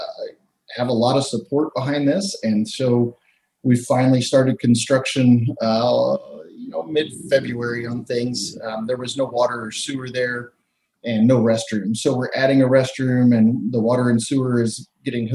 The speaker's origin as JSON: {"language": "English", "region": "Texas", "country": "United States", "tie": "born or raised there", "moved": "yes", "said": "I grew up in Texas"}